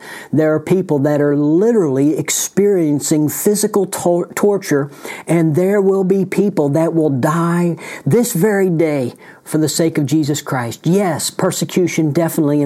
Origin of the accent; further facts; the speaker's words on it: United States; right here in the United States of America, my home country.